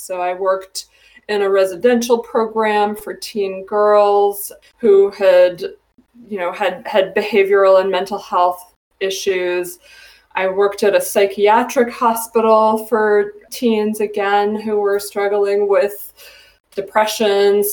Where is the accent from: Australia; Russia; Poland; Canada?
Canada; moved away as an adult; also born or lived in Ohio, United States; now in Northampton, United States; So I am originally from Canada. I moved to the United States to go to college